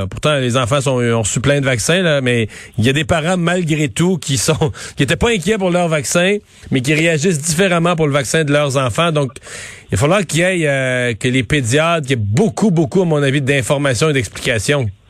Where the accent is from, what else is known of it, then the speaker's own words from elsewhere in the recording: Canada; chez nous au Canada